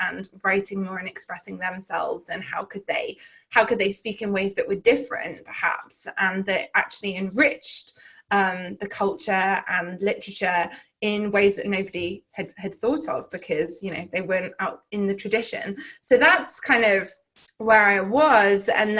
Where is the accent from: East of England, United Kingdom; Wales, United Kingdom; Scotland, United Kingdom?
Wales, United Kingdom; Llandudno; so I grew up in North Wales in the UK, in a rural seaside town, Llandudno, in case anyone's been up to North Wales.